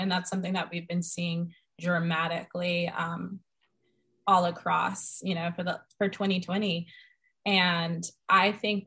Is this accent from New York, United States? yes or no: no; Boulder, Colorado, United States; also born or lived in Denver, Colorado; I loved growing up here. I didn't realize that I loved growing up here until later